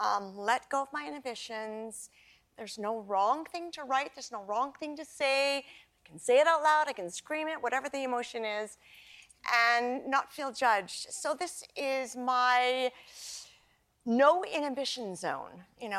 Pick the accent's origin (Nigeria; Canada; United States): Canada; I have a long history with trains from my childhood growing up in Canada.